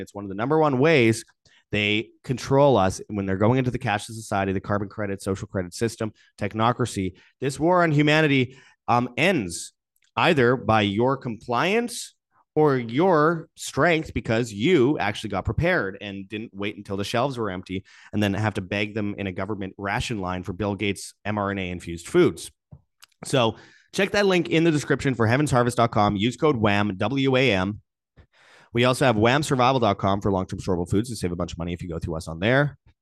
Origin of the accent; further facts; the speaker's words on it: Winnipeg, Manitoba, Canada; Peter Nygaard's from Winnipeg, Canada, my hometown